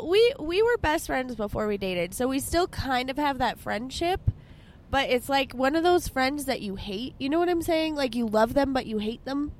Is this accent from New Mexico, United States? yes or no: yes; Albuquerque, New Mexico, United States; I grew up in the Heights. Like in high school, I lived in the Heights.